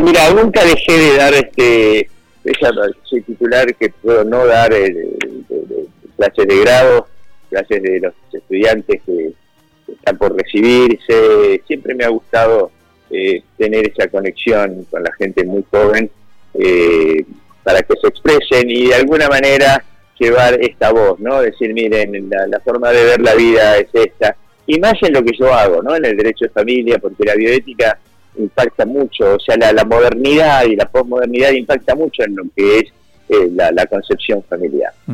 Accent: Argentina; somos los argentinos los que no nos, quizás no podemos resolver acomodando las cosas internamente

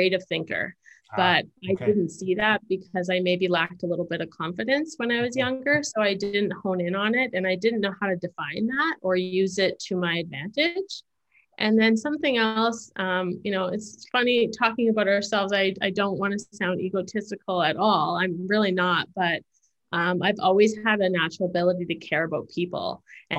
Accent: Ottawa, Ontario, Canada; moved away as an adult; now in Calgary, Canada; I grew up in Ottawa area. So I've lived in Calgary now roughly 10 or 12 years

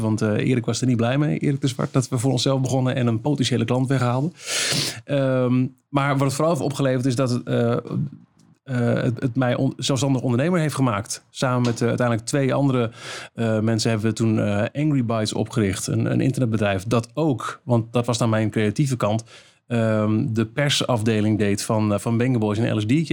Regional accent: Almelo, Overijssel, Netherlands; een lokale omroep was in Almelo, waar ik vandaan kwam.

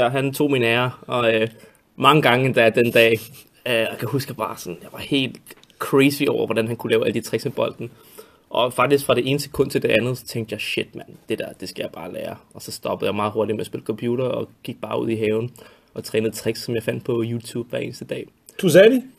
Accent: Denmark; also born or lived in France / Greece; jeg er jo dansker, øh, jeg, øh, men det er sjovt, jeg har faktisk ikke boet, de første 10 år af mit liv har jeg faktisk boet i udlandet.

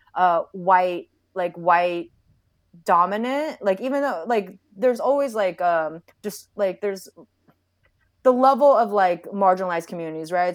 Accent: Sacramento, California, United States; moved away as an adult; also born or lived in San Francisco Bay Area; now in Orange, United States; I did grow up in Sacramento. I was born in the Bay, uh, grew up in Sacramento

